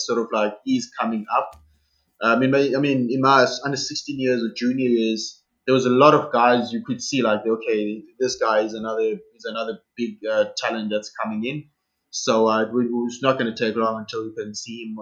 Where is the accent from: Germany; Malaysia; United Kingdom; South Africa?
South Africa; first language Xhosa; English is a second language; moved away as an adult; I was going to be the only Black South African for the circuit